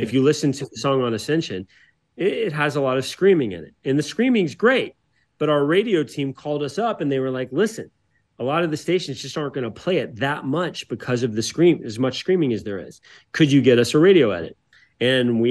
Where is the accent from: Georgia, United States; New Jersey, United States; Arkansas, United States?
Georgia, United States; Atlanta; I grew up in the South